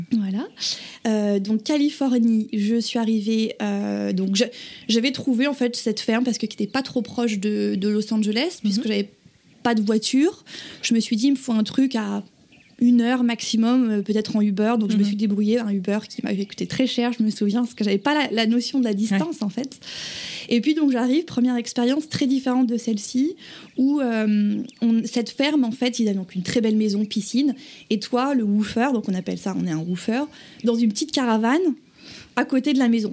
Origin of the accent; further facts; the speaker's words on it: Viry, Bourgogne-Franche-Comté, France; moved away as an adult; now in Pepperell, United States; J'ai 26 ans et je viens de Bourgogne, d'un village qui s'appelle Viry, en Saône-et-Loire, au sud euh, de la Bourgogne.